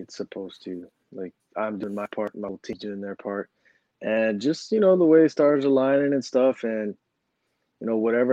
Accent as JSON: {"language": "English", "region": "Southern California", "country": "United States", "tie": "born or raised there", "said": "SoCal is a great place for, it's a mecca of like a jiu-jitsu. There's a lot of good training gyms and stuff. So growing up there"}